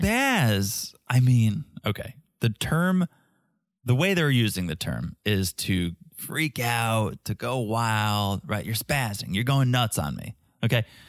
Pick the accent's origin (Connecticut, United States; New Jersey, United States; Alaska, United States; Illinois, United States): Connecticut, United States; moved away as an adult; also born or lived in Boston / New York; now in Florida, United States; I grew up in Connecticut. I went to school in Boston.